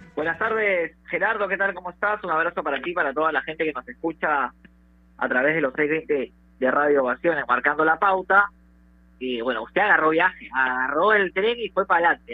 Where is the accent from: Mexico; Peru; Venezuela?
Peru; somos peruanos